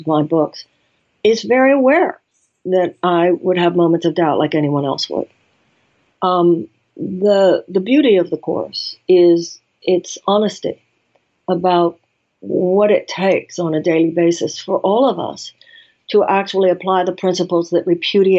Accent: United States; as an American woman

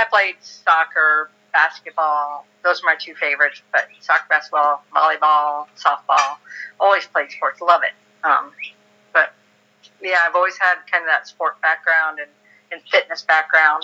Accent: New York, United States; I grew up in New York in a very small town

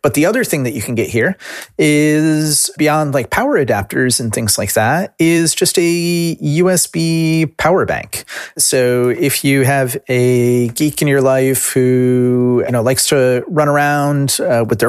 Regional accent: United States; as an American

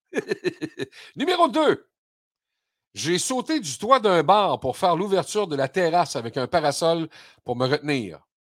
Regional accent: Quebec, Canada; chez nous au Québec

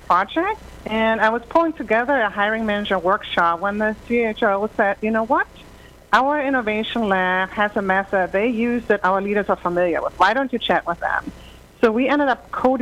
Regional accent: Germany; accent: German; English is a second language; moved away; I'm from Germany originally, as you might deduce from my slight accent

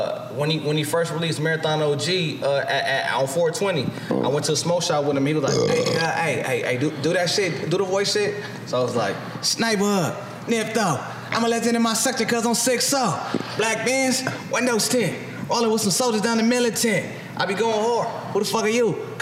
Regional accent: California, United States; but I'm from the Bay.

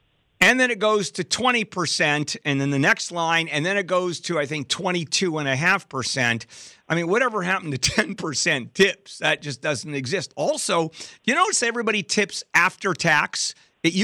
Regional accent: California, United States; I grew up in Southern California.

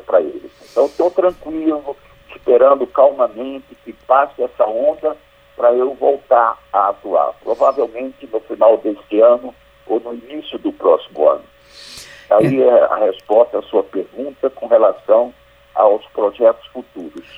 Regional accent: Northeast Region, Brazil; accent: nordestino, matuto do sertão; now in Pernambuco, Brazil; mantendo meu sotaque nordestino, sotaque matuto mesmo do sertão

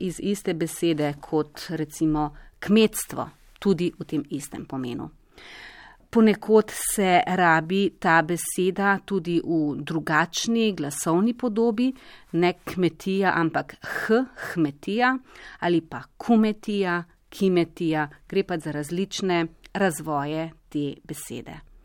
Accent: Slovenia; smo Slovenci

